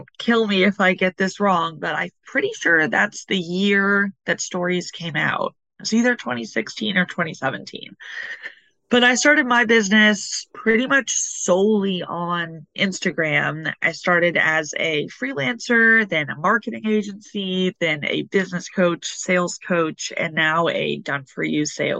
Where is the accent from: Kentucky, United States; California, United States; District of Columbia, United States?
Kentucky, United States; Louisville; moved away as an adult; also born or lived in Brooklyn, New York City; now in New York City, United States; I'm originally from Louisville, Kentucky, which is the land of bourbon